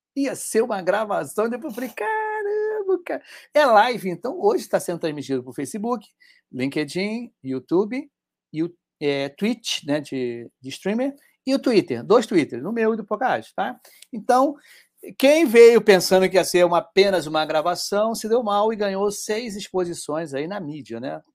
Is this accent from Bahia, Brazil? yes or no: no; Rio de Janeiro, Brazil; Eu sou do Rio de Janeiro